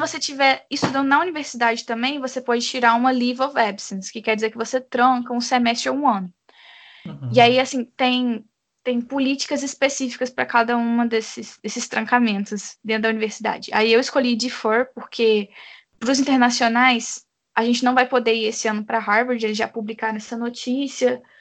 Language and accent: Portuguese; Brazil; no meu caso eu nunca nem saí do Brasil